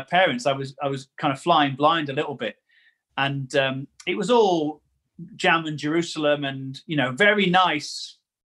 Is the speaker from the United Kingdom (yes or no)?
yes; Newcastle-under-Lyme, West Midlands, United Kingdom; I am from Newcastle under Lyme, which is the better of the two Newcastles in the country